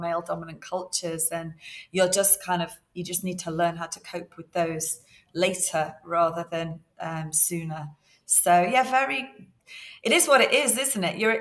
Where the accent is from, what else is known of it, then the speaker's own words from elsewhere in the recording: near Liverpool, North West England, United Kingdom; I was brought up near Liverpool